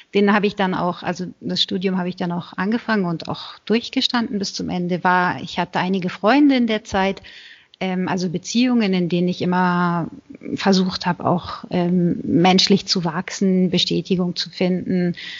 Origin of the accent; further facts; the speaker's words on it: Berlin, Germany; moved away as an adult; now in Italy; Ich bin in Berlin geboren, 1984, in einer Großfamilie aufgewachsen